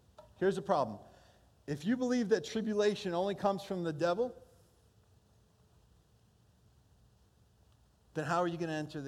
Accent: Holland, Michigan, United States; first language Portuguese; English is a second language; also born or lived in Brazil; I grew up most of my school years in Hall, Michigan

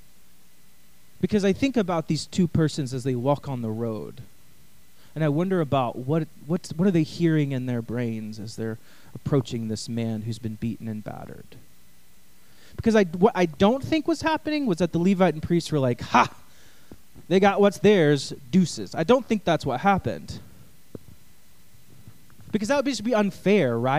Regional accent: East Texas, United States; I'm from East Texas

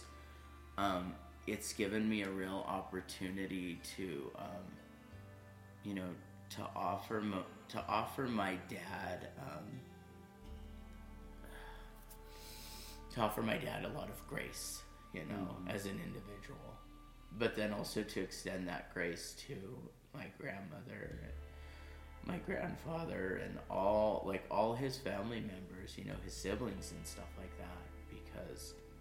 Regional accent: California, United States; I grew up in California

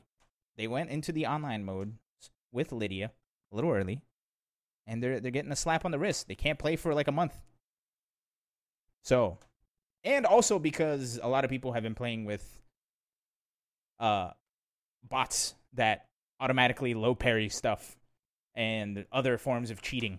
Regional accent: Brazil; now in United States; I was born in Brazil.

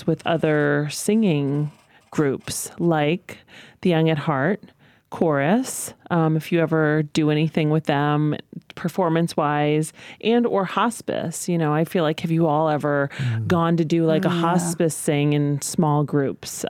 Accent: Northampton, Massachusetts, United States; growing up in Northampton

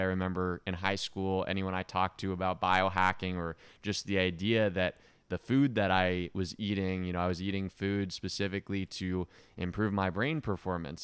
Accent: Eugene, Oregon, United States; now in Miami, United States; I grew up in Oregon and small town in Oregon, Eugene

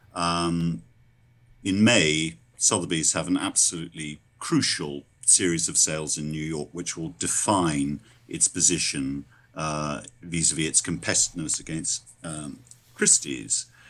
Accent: London, United Kingdom; I'm a Londoner

